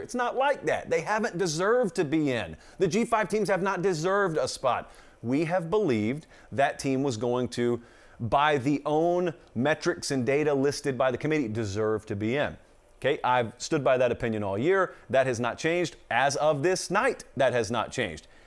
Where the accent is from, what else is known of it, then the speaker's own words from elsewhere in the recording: the South, United States; I grew up in the South